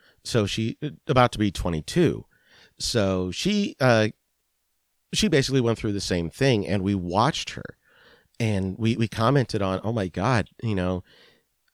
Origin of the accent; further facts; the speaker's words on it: Northampton, Pennsylvania, United States; also born or lived in Allentown, Pennsylvania; is where I grew up